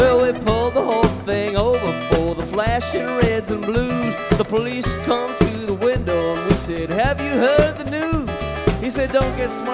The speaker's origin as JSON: {"language": "English", "country": "Canada", "said": "We're from Canada"}